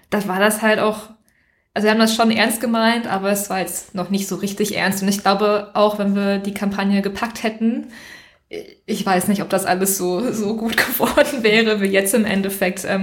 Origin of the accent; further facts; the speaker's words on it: Recklinghausen, North Rhine-Westphalia, Germany; Also ich komme ursprünglich aus Recklinghausen, das ist im Ruhrgebiet.